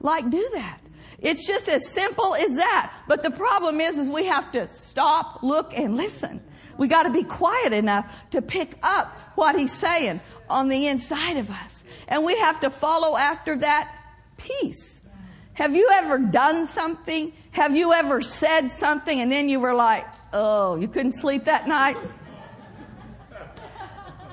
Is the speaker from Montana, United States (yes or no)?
no; Oklahoma, United States; moved away as an adult; also born or lived in Minnesota / Pawnee County, Oklahoma; now in California, United States; I grew up in Oklahoma, spent some time in Minnesota